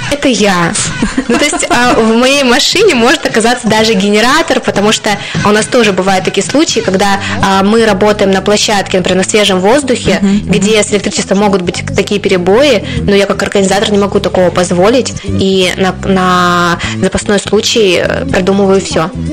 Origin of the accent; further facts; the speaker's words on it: Krasnoyarsk, Krasnoyarsk Krai, Russia; moved away as an adult; now in Sarov, Russia; я приехала из Сибири, из э, О. города Красноярска